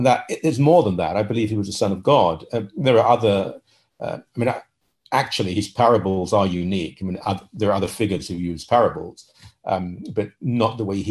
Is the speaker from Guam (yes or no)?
no; London, United Kingdom; moved away as an adult; now in Toronto, Canada; I was born in London, England. I came to married a Canadian that live in Toronto, Canada.